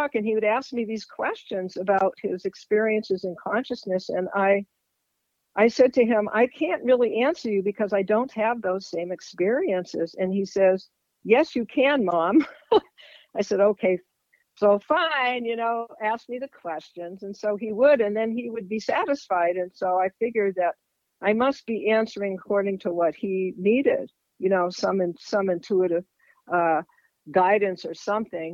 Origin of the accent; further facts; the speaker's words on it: East Coast, United States; moved away as an adult; also born or lived in Eastern European Jewish heritage; now in Fairfield, Iowa, United States; I grew up on the East Coast. And that's where I came from